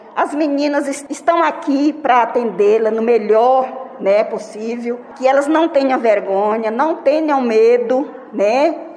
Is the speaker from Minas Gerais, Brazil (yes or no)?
no; Rio de Janeiro, Brazil; moved away as an adult; eu sou do Rio de Janeiro, eu, eu acabei chegando aqui já vai fazer um ano